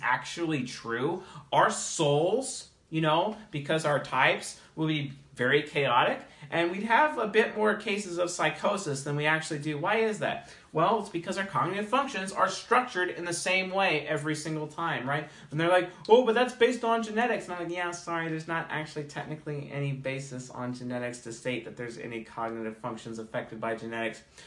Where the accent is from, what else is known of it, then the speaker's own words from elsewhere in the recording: Seattle, Washington, United States; I'm from Seattle